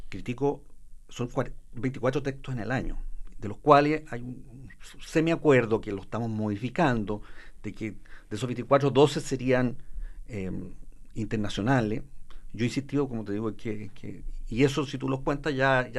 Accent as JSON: {"language": "Spanish", "region": "Maule", "country": "Chile", "tie": "born or raised there", "said": "lo que es el lugar donde yo nací"}